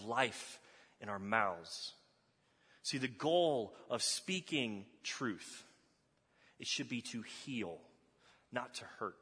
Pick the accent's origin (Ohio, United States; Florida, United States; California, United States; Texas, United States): Texas, United States; moved away; I'm from Texas. How many of y'all know that I'm from Texas?